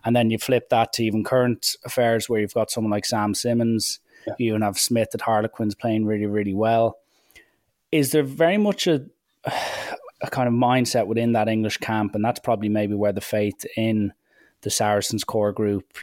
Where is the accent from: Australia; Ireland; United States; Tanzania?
Ireland; as an Irishman